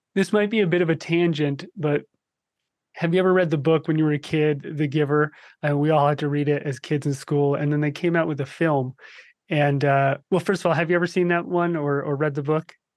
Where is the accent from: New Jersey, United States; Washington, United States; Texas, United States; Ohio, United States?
New Jersey, United States; moved away; I grew up in New Jersey